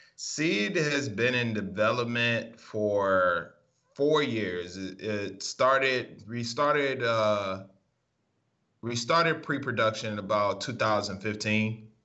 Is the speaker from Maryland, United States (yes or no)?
yes; Maryland, United States; moved away as an adult; also born or lived in Massachusetts